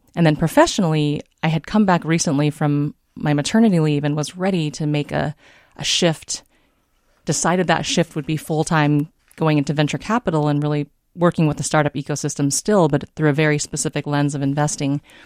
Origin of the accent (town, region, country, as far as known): San Diego, California, United States; born or raised there; moved away as an adult; also born or lived in Davenport, Iowa / Bay Area, California; now in Minnesota, United States